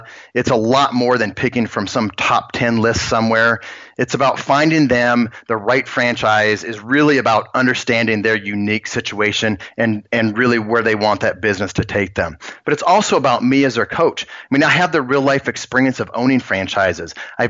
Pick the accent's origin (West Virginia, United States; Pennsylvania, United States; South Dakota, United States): South Dakota, United States; Spearfish; also born or lived in Virginia / Kansas City / Austin; That took me from Virginia to Kansas City to Austin up until about 5 years ago when I moved back to my hometown in Spearfish, South Dakota.